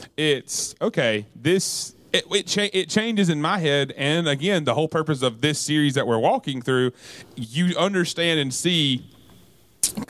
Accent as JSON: {"language": "English", "region": "the South", "country": "United States", "said": "as a Southerner"}